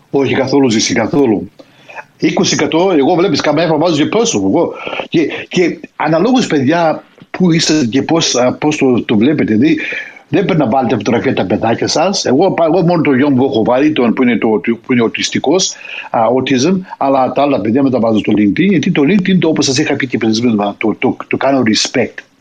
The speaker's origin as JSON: {"language": "Greek", "country": "Greece", "said": "την πατρίδα μου"}